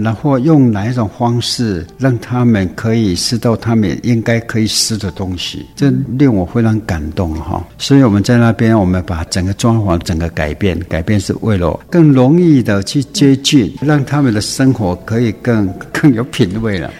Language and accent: Chinese; Guiren, Tainan, Taiwan; 我们归人的这些乡亲们